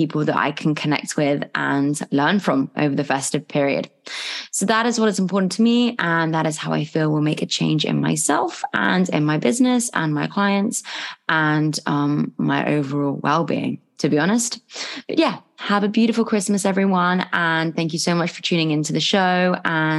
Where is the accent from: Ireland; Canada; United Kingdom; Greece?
United Kingdom; England; moved away as an adult; now in Bali, Indonesia; I'm English.